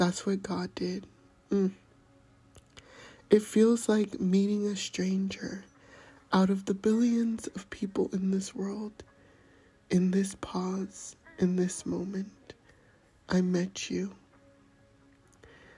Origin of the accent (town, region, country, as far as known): United States